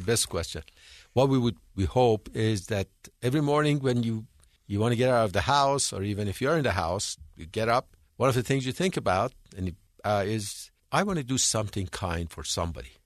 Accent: Iran; moved away as an adult; also born or lived in England; now in United States; I'm from Iran. I was born and raised in Iran.

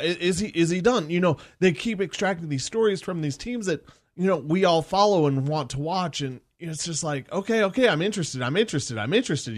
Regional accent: Denver, Colorado, United States; I grew up around South High School

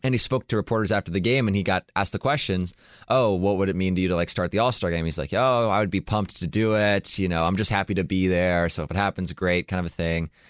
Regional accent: Southern California, United States; I grew up in Southern California

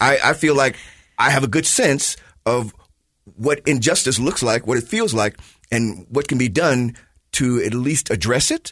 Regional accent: Chicago, Illinois, United States; moved away; I am from Chicago

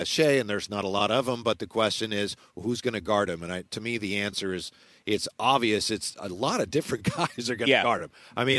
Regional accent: Vallejo, California, United States; growing up in Vallejo

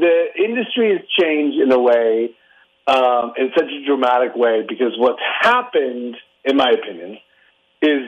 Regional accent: Orange County, California, United States; also born or lived in Detroit, Michigan; I was a transplant from Detroit, Michigan into Orange County, California

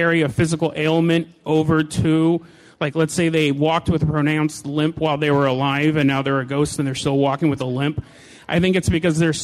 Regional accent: Hood River, Oregon, United States; I'm from Hood River, Oregon.

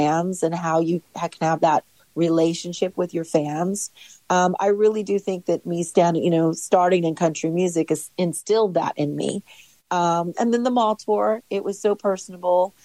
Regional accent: Los Angeles, California, United States; born and raised in Los Angeles

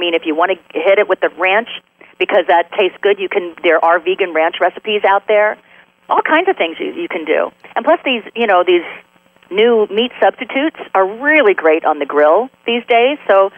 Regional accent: Delaware, United States; born there; also born or lived in Michigan; Philly fan because I was born in Delaware, so I lived there for a while, really close to Philly

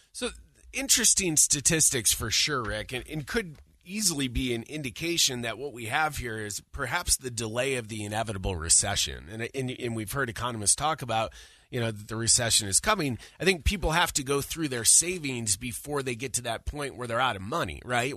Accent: Syracuse, New York, United States; I'm from Syracuse, New York

